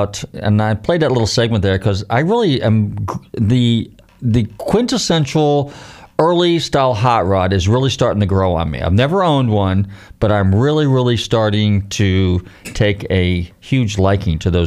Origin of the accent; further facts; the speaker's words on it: Marin County, Northern California, United States; I grew up in Northern Cal, okay, so I'm from the Marin County area, north of San Francisco